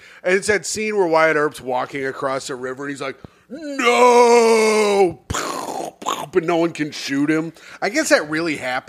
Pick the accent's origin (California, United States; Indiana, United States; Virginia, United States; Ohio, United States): Indiana, United States; I am from Indiana.